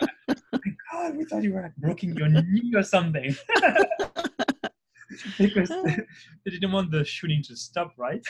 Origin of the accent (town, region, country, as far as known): south of France, France; born or raised there; English is a second language; moved away as an adult; also born or lived in Paris